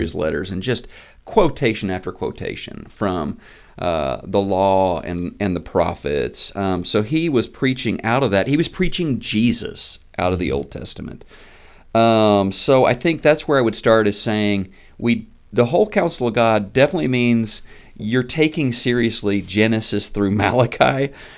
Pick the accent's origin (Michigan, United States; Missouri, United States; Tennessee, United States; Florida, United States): Missouri, United States; Neosho; moved away as an adult; also born or lived in Oklahoma; I grew up in Neosho, Missouri. I'm a child of the Ozarks.